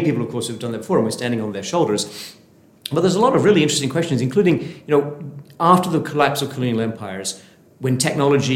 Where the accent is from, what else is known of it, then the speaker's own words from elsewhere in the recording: Sheffield, Yorkshire and the Humber, United Kingdom; moved away; I'm from Sheffield in the north of England